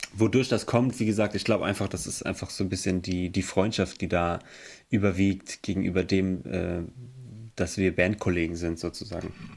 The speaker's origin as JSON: {"language": "German", "town": "Emmelshausen", "region": "Rhineland-Palatinate", "country": "Germany", "said": "Wir kommen aus Emmelshausen. Das ist im Hunsrück."}